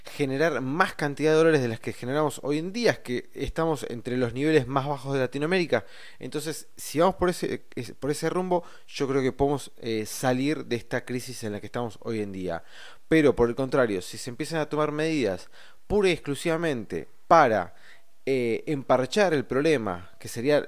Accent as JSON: {"language": "Spanish", "country": "Argentina", "said": "como argentinos que somos, como personas que vivimos acá"}